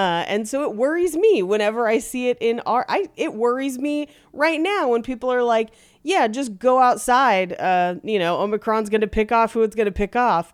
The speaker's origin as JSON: {"language": "English", "area": "the Bay Area", "region": "California", "country": "United States", "tie": "born or raised there", "said": "I grew up in the Bay back when the Raiders played in Oakland"}